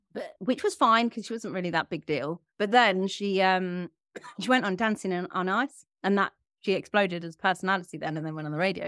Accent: Leicester, East Midlands, United Kingdom; my hometown, Leicester

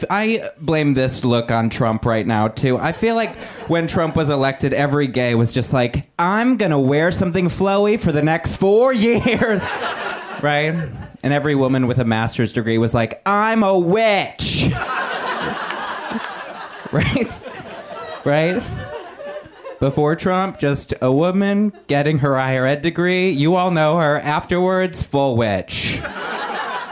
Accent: Indiana, United States; now in Los Angeles, United States; I'm from Indiana originally.

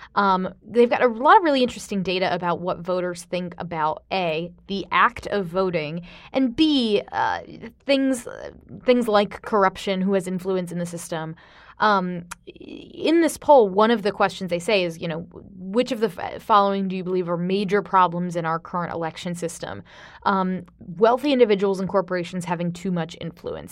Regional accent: Florida, United States; moved away; my home state of Florida

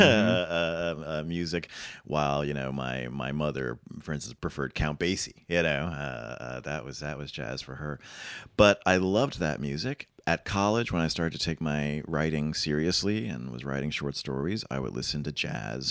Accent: New York City, New York, United States; moved away as an adult; now in Paris, France; I grew up in the Bronx, um, down the street from Yankee Stadium

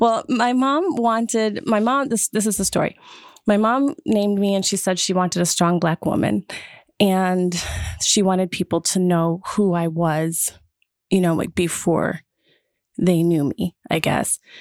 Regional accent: Wisconsin, United States; I grew up in Wisconsin

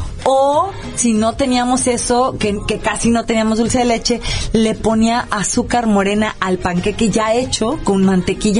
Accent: Rioverde, San Luis Potosí, Mexico; moved away; en mi casa en Río Verde, mi mamá hacía una unos que allá en mi pueblo le llamábamos panquequis

